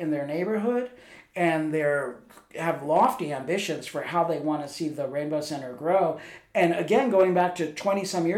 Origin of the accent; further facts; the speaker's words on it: El Paso, Texas, United States; growing up in El Paso and being queer, your only outlet was the gay bars.